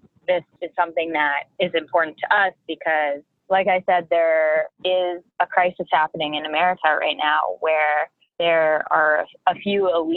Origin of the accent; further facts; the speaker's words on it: Boston, Massachusetts, United States; moved away as an adult; also born or lived in California; now in New York City, United States; I grew up in Boston and went to school in California and now live in New York City